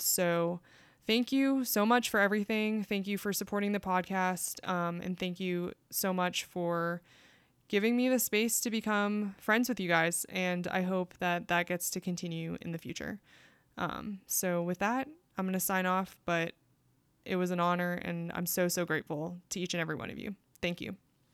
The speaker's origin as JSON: {"language": "English", "country": "United States", "also_born_or_lived": "South Korea", "said": "my experience of being Korean American"}